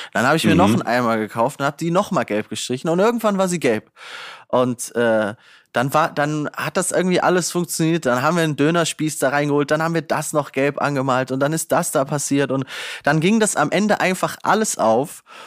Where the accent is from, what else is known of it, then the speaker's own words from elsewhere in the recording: Northern Hesse, Germany; bei uns in Nordhessen